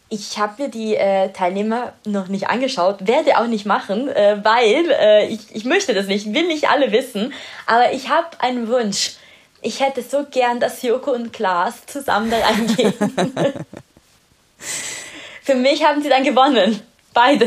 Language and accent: German; Italy; first language Italian; German is a second language; moved away